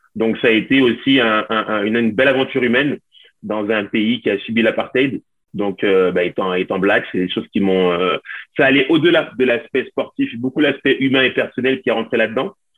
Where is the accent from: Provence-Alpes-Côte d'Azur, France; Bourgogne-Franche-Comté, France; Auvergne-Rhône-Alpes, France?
Auvergne-Rhône-Alpes, France; Lyon; je suis, français, je suis originaire de Lyon.